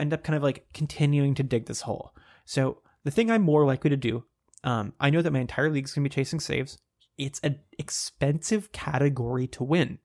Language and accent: English; Texas, United States; I grew up in Texas